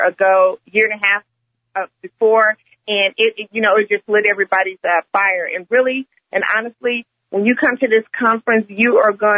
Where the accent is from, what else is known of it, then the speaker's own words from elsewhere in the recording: Wichita, Kansas, United States; now in Oklahoma City, United States; I'm originally from Wichita, Kansas